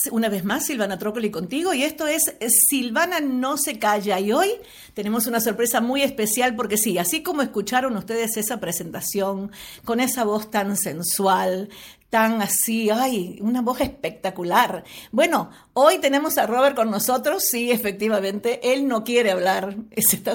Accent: Uruguay; born there; moved away; yo hace muchos años que no vivo en Uruguay, 50 eh, años que no vivo en Uruguay, aunque es mi país natal.

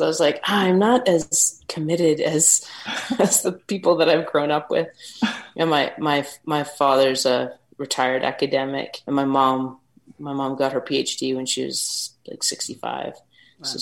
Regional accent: Canada; moved away as an adult; also born or lived in England; living in kind of in the outback in my hometown in Canada

